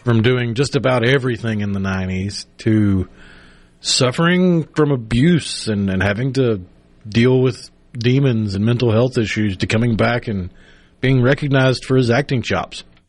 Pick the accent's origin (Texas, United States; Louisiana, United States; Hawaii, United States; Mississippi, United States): Mississippi, United States; Tupelo; also born or lived in Clinton, Mississippi; growing up in Tupelo